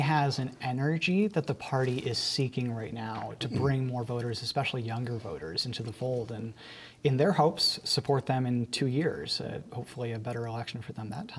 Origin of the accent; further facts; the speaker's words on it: Binghamton, New York, United States; I'm from Binghamton